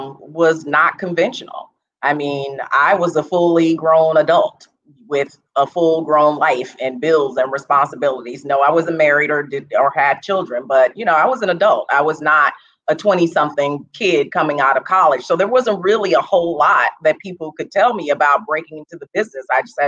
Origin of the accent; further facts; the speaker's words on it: Los Angeles, California, United States; also born or lived in St. Louis, Missouri; Well, I grew up in Los Angeles. I was born in St. Louis, but raised in Los Angeles, California.